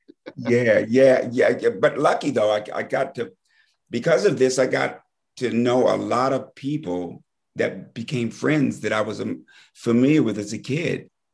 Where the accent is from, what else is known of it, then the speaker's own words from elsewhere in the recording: Fort Collins, Colorado, United States; moved away; also born or lived in Wyoming / Washington, District of Columbia, United States; Now I grew up in Wyoming and and uh, Fort Collins, Colorado